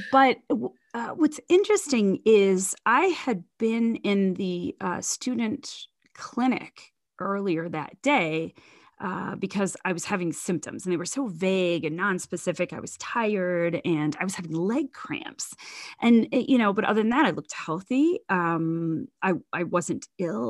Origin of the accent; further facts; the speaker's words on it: Zanesville, Ohio, United States; also born or lived in Fort Worth, Texas / Columbus, Ohio / Gambier, Ohio; about sixty miles from my hometown of Zanesville